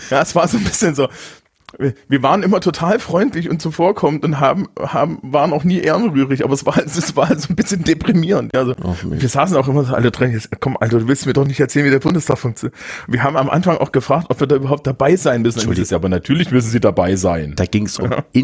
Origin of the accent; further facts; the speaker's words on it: Thuringia, Germany; Und als Thüringer fühl, fühlte ich mich hier aber auch wohl